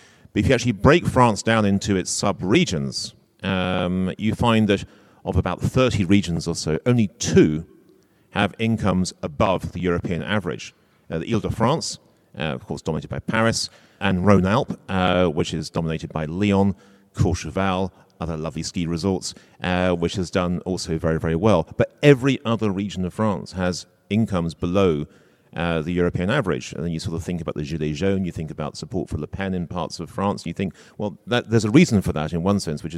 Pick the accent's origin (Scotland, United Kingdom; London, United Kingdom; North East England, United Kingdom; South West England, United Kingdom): London, United Kingdom; So I come from Greater London. London has done incredibly well over the last 20 or 30 years.